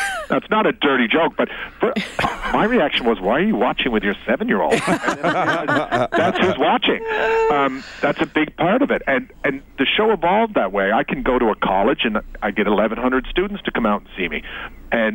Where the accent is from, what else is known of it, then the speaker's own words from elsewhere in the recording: Newfoundland and Labrador, Canada; I'm a Newfoundlander, too, so just working is the way I was raised.